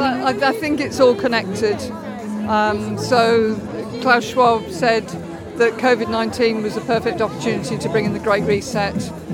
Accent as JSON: {"language": "English", "town": "Stowmarket", "region": "East of England", "country": "United Kingdom", "said": "From Stowmarket in Suffolk"}